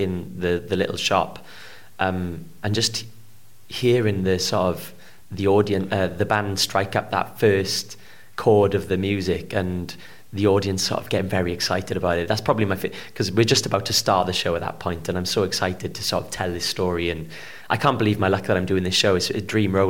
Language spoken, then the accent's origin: English; Port Talbot, Wales, United Kingdom; I'm from Port Talbot, which is sort of known for either its steel or its actors